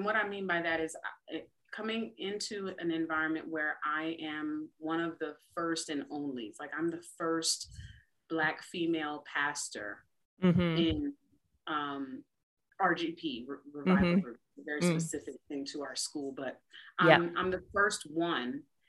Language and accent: English; United States; I'm a wife and I'm a mom.